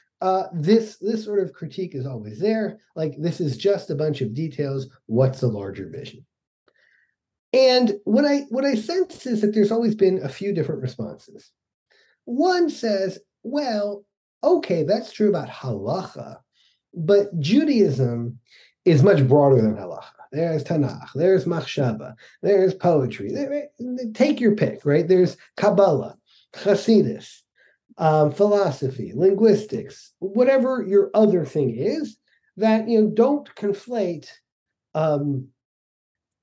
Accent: Atlanta, Georgia, United States; moved away; also born or lived in Utah; I grew up in Atlanta in the 70s as a kid

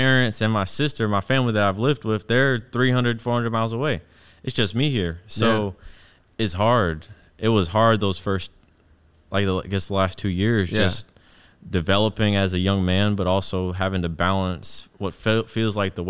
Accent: Atlanta, Georgia, United States; born there; That's where my little sister was born. I was born in Atlanta.

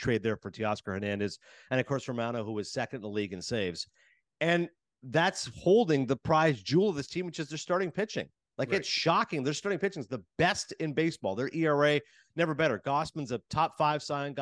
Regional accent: Canada; moved away as an adult; now in United States; I'm Canadian working in America

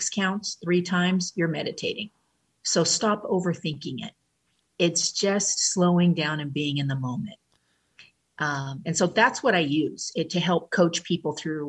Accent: California, United States; also born or lived in Mazatlan, Mexico; now in Honolulu, United States; I was born and raised in California, and then I've been in Honolulu, Hawaii for 18 years.

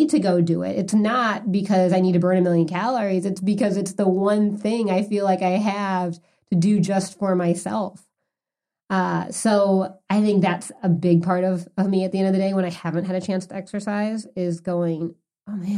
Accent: Chicago, Illinois, United States; I'm from the Midwest. I'm from Chicago

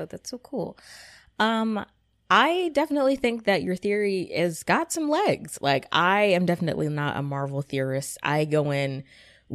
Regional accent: Gwinnett County, Georgia, United States; the mall that is not too far away from me called Gwinnett Place Mall in my hometown

